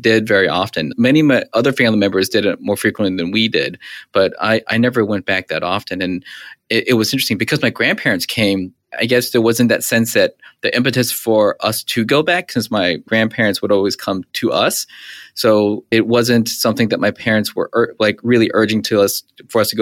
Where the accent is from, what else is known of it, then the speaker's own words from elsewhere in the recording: Charlotte, North Carolina, United States; now in Miami, United States; I'm from Charlotte, North Carolina